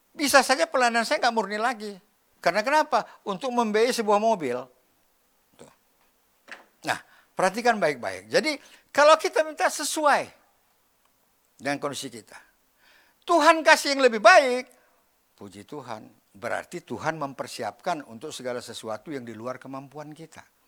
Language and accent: Indonesian; Medan, North Sumatra, Indonesia; saya lahir di Medan, ya. Dibesarkan dalam keluarga. Yang, apa namanya, ya orang Medan lah